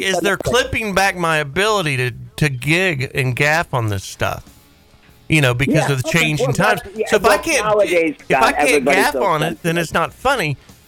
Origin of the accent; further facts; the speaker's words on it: Denver, Colorado, United States; My mom lived in Colorado. Well, I'm from Denver.